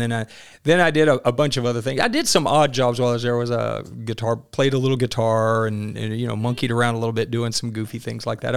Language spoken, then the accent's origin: English; Maynard, Arkansas, United States; I grew up in a, in a little bitty town, Maynard, Arkansas